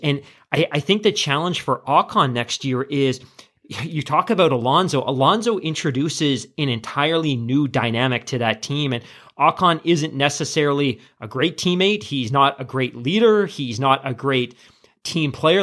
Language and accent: English; Canada; as a Canadian